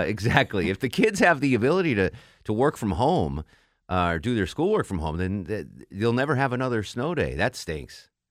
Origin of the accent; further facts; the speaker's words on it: New England, United States; I'm from New England